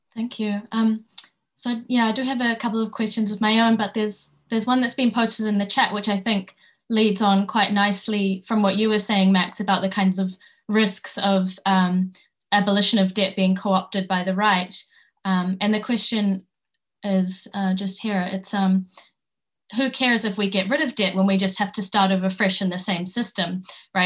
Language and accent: English; New Zealand; where I grew up in Aotearoa